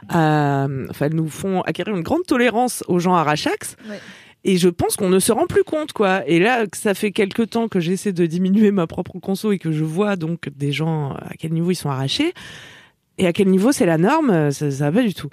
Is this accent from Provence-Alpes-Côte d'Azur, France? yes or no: no; Auvergne-Rhône-Alpes, France; Enfin, moi, je viens de, de comment